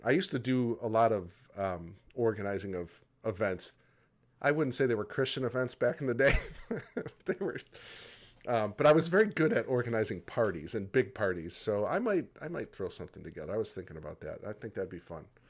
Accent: Michigan, United States; growing up in Michigan

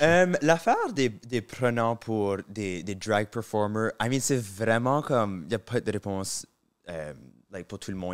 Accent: Moncton, New Brunswick, Canada; accent: southeast New Brunswick Acadian; first language French; moved away; j'ai l'accent pur du sud-est

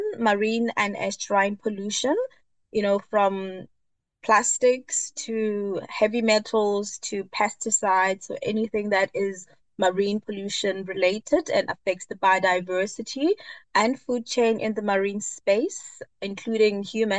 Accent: Johannesburg, Gauteng, South Africa; I am born and bred in South Africa, Johannesburg

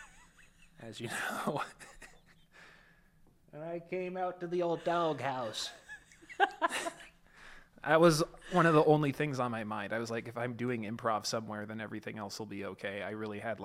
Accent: Southern California, United States; I grew up in Southern California

